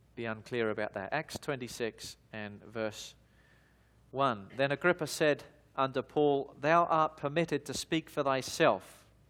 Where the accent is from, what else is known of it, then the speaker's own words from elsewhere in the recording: London, United Kingdom; moved away; also born or lived in Australia; I was born in the United Kingdom, in the, in the, uh, city of London, eh, and I began my life in the year nineteen seventy-six in the southeast side of the city in a, in a suburb called Lewisham